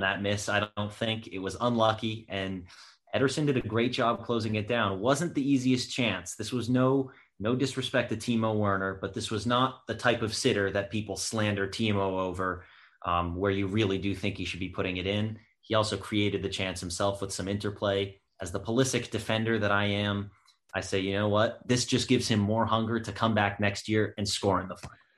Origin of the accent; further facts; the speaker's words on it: United States; also born or lived in Waterville, Maine; an American fan of Chelsea